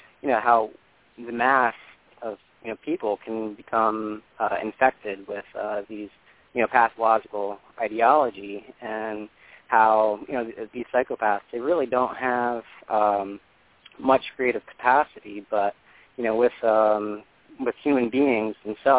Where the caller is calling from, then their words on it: New York, United States; Hi, everybody. This is … calling from New York.